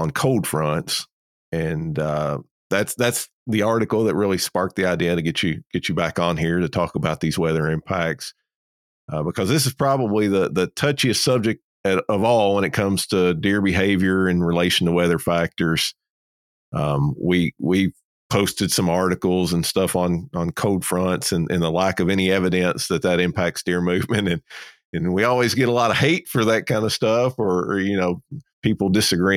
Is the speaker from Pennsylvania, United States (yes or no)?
no; South Georgia, United States; down here in South Georgia